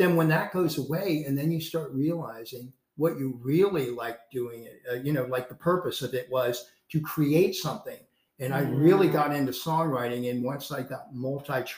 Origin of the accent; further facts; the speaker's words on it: North Carolina, United States; moved away; I was born in North Carolina. I'm a Tar Heel